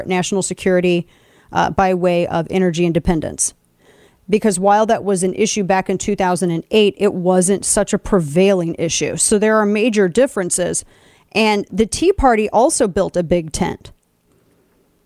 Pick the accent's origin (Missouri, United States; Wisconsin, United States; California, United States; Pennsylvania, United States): Missouri, United States; my home state of Missouri